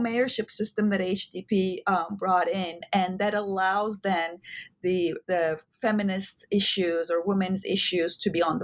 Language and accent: English; Turkey; moved away as an adult; now in United States; I grew up in Turkey and I went to really good schools, public schools